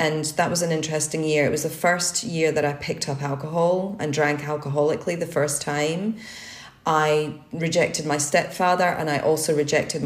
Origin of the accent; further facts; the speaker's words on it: Scotland, United Kingdom; I was brought up in Scotland